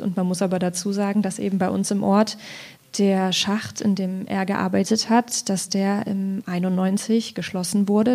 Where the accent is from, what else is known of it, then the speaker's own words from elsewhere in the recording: Ilmenau, Thuringia, Germany; now in Leipzig, Germany; Ich komme aus Ilmenau, das ist gar nicht so weit weg, also gebürtig zumindest. Heute bin ich aus Leipzig gekommen